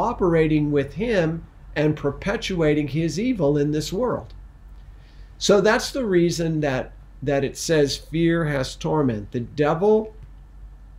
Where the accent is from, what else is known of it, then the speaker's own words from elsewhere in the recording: Missouri, United States; I was born in Missouri